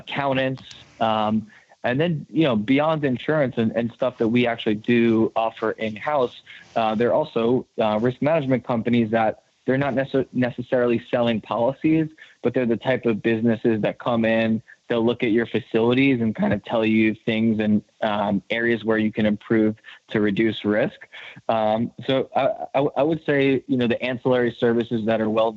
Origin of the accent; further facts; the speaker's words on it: New York, United States; my home state of New York